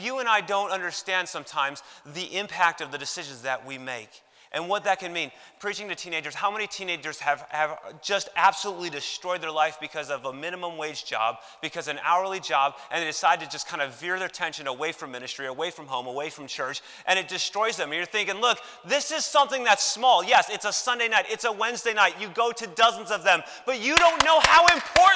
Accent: Chicago, Illinois, United States; Growing up in Chicago

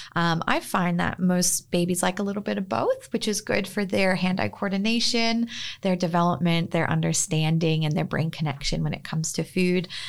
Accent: Northern California, United States; moved away as an adult; also born or lived in Sydney, Australia; now in Freshwater, Australia; I was born and raised in Northern California, but have been, uh, practicing and living in Australia for the last few years

